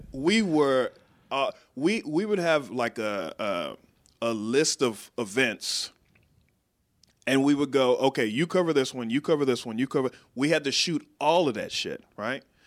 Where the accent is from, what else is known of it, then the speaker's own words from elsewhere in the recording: Waco, Texas, United States; moved away as an adult; now in Washington, D.C. area, United States; I grew up in Waco